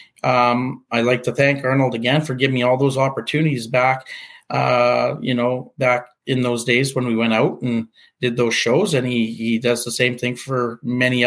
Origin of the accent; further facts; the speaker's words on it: Portage la Prairie, Manitoba, Canada; my hometown of Portage La Prairie